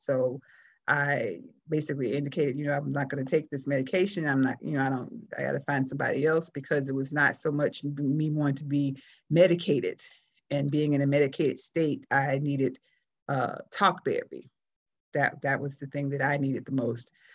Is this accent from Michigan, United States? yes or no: no; South Florida, United States; moved away as an adult; since I I left South Florida, which was in the early '90s, I'm I'm I still call Florida home. That's my hometown